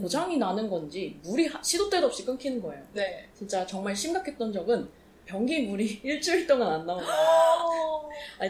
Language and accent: Korean; South Korea; now in Hong Kong; 한국인인데 한국말도 잘하는데